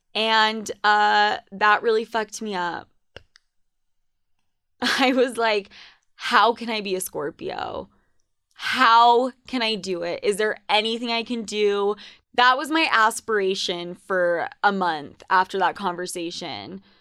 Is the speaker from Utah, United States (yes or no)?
yes; Utah, United States; also born or lived in New York; I was considered Spanish as fuck in high school growing up in Utah.